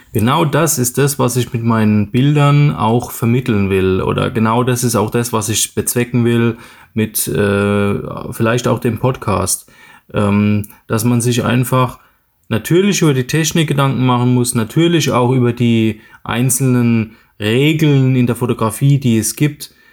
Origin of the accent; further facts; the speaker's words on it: Mannheim, Baden-Württemberg, Germany; geboren bin ich in Mannheim und lebe dort auch in der Nähe